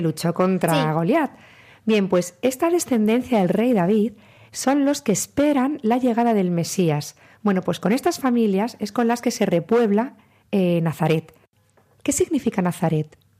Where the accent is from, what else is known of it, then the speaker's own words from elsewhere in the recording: Castilla-La Mancha, Spain; venimos de la Mancha